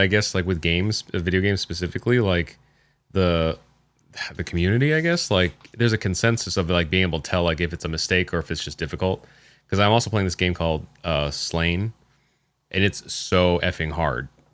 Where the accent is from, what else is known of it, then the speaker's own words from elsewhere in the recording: Kokomo, Indiana, United States; also born or lived in Greentown, Indiana; I grew up, I was born in Kokomo, like, and then for a few years lived in Kokomo, but then, like, when I went to, uh, high school and stuff, I was in a town called Greentown